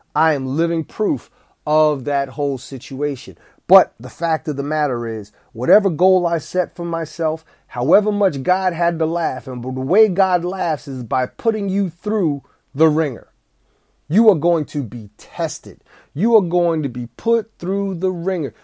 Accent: East Orange, New Jersey, United States; I went to grade school with Wyclef Jean. We, we went to Our Lady Helper Christian's school in East Orange, New Jersey

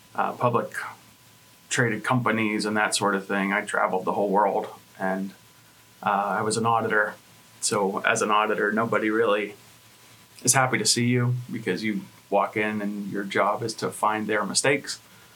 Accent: Johnstown, Pennsylvania, United States; moved away as an adult; we're from Johnstown. I wanted to move back and have a family, raise my kids.

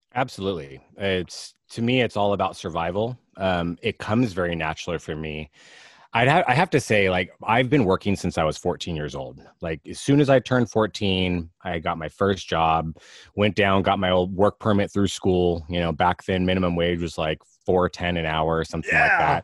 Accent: Alameda, California, United States; also born or lived in Walnut Creek, California; I live in Alameda, California. I actually grew up here. I was born in Walnut Creek, but grew up in Alameda.

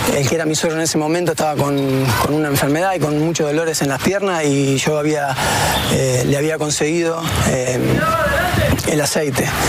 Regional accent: Córdoba, Argentina; moved away as an adult; now in Spain; de Córdoba, Argentina

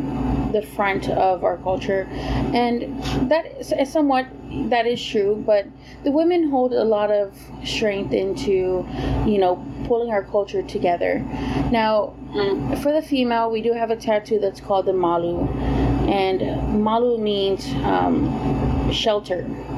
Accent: Hawaii, United States; born there; I am a U.S. citizen. I was born in Hawaii.

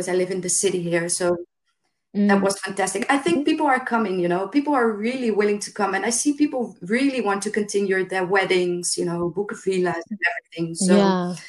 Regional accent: Rotterdam, South Holland, Netherlands; moved away as an adult; now in Lefkada, Greece; I'm from the big city. I'm from Rotterdam. It's the big port in Holland.

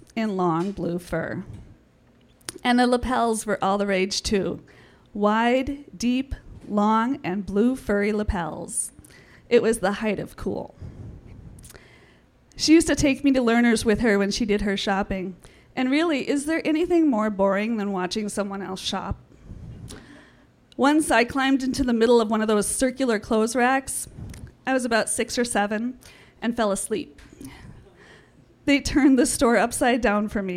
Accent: St. Paul, Minnesota, United States; born or raised there

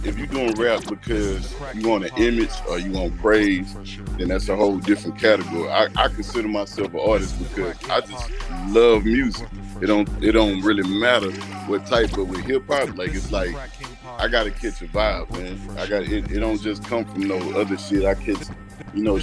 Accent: Beaumont, Texas, United States; also born or lived in Houston, Texas; I was born in Houston, but I was raised in Beaumont

